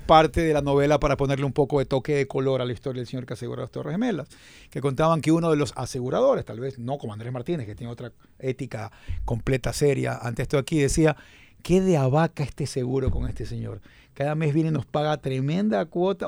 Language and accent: Spanish; Ecuador; somos ecuatorianos